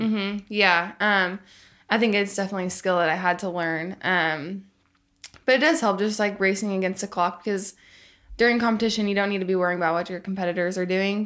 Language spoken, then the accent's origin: English; Tulsa, Oklahoma, United States; also born or lived in Arkansas; so I grew up in Arkansas, and then I lived in Tulsa, Oklahoma for a lot of growing up